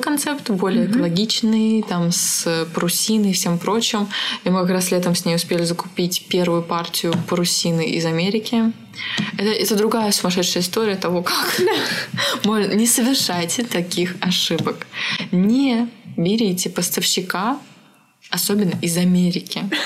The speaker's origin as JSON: {"language": "Russian", "region": "Siberia", "country": "Russia", "tie": "born or raised there", "said": "я родилась в Сибири"}